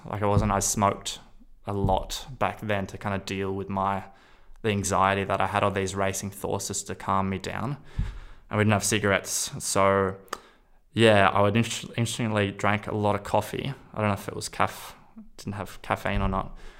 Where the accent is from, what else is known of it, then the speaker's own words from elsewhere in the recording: Australia; I'm from Australia